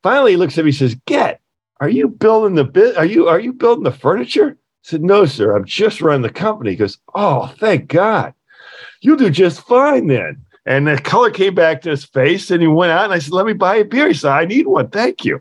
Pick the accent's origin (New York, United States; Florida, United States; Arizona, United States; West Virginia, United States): West Virginia, United States; I was a kid growing up in West Virginia.